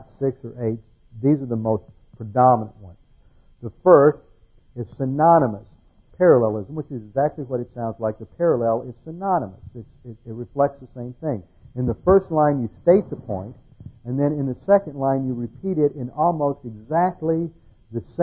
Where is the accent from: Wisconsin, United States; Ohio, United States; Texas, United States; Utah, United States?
Texas, United States; Houston; moved away; when I grew up in Houston